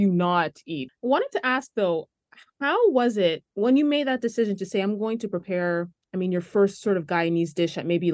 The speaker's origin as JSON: {"language": "English", "country": "Ghana", "said": "I'm from Ghana"}